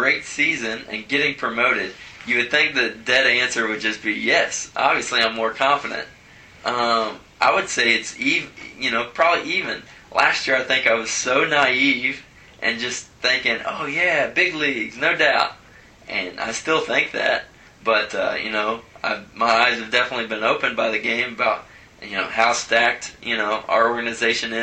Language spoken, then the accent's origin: English; Cincinnati, Ohio, United States; I'm from Cincinnati